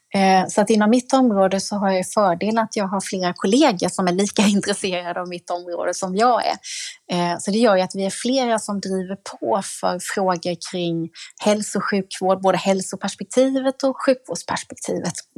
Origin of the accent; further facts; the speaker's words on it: Jönköping, Jönköping County, Sweden; när jag fick ta plats hemma i Jönköping i kulturnämnden